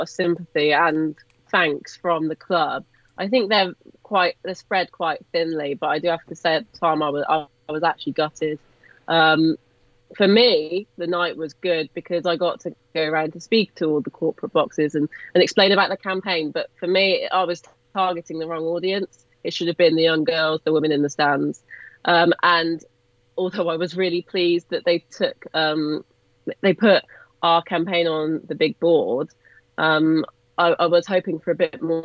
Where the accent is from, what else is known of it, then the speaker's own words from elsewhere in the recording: Cotswolds, South West England, United Kingdom; Obviously I don't come from Birmingham, as everyone can tell by my accent. I come from deep Cotswolds